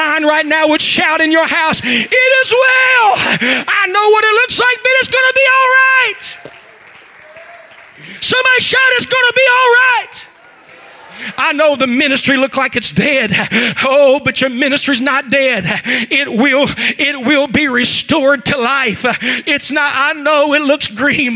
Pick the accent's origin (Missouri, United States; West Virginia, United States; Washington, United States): West Virginia, United States; accent: West Virginia; now in Zanesville, United States; I'm from West Virginia. Could you not hear that West Virginia in there?